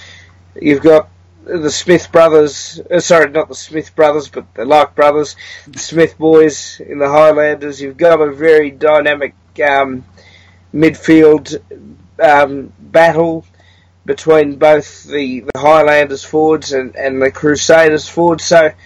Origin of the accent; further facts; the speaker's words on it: Australia; even if I am Australian.